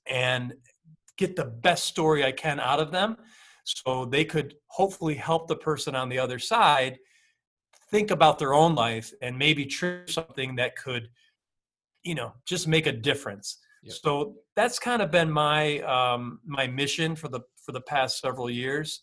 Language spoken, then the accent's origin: English; upstate New York, United States; I grew up in upstate New York